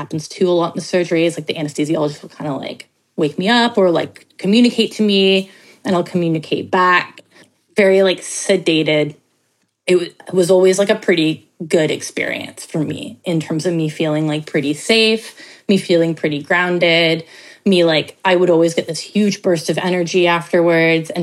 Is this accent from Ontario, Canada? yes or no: yes; Toronto, Ontario, Canada; I grew up in Toronto